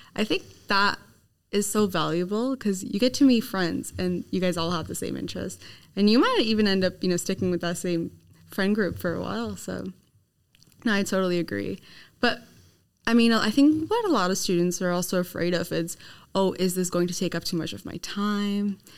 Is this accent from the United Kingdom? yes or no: no; Canada; now in Sydney, Australia; I'm from Canada